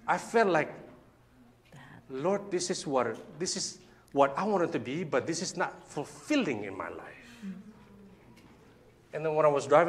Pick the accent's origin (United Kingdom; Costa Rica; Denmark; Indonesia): Indonesia; We're Indonesian, by the way. We're not American